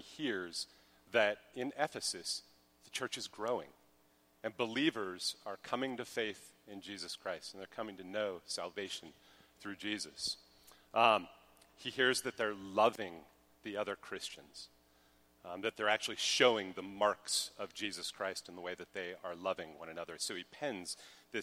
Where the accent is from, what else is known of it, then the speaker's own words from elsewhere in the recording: Colorado, United States; moved away; I'm from Colorado